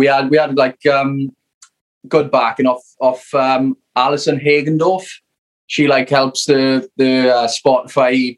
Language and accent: English; Merthyr Tydfil, Wales, United Kingdom; South Wales, we are. It's, we're from Merthyr Tydfil